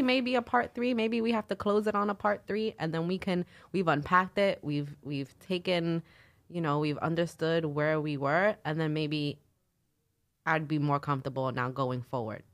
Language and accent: English; New York City, New York, United States; accent: nasally Brooklyn; I'm from Brooklyn